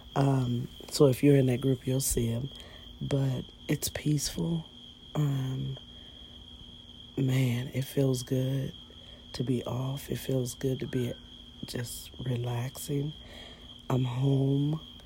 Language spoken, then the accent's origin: English; United States; we're just as American as you guys are